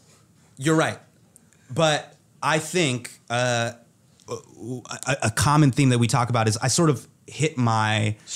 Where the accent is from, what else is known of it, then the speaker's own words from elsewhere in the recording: Davis, California, United States; Child of immigrants, grew up in Northern California. grew up in Davis, California.